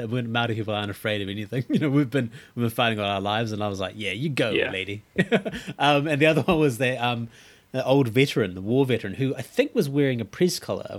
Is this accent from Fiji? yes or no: yes; Fiji; I'm from Fiji